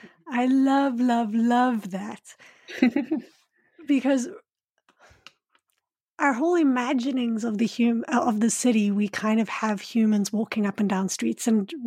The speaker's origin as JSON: {"language": "English", "town": "Johannesburg", "region": "Gauteng", "country": "South Africa", "tie": "born or raised there", "said": "And I grew up in Johannesburg, and we'd often call it, I think at one point it was called the largest man-made forest, because we have so many."}